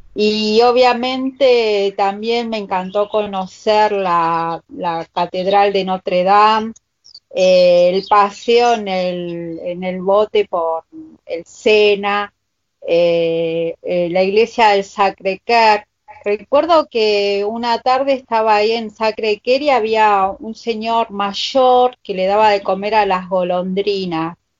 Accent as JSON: {"language": "Spanish", "country": "Argentina", "said": "Yo soy argentina, me hice italiana"}